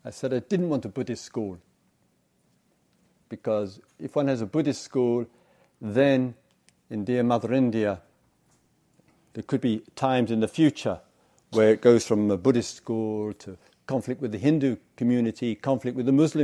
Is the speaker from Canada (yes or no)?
no; England, United Kingdom; I come from England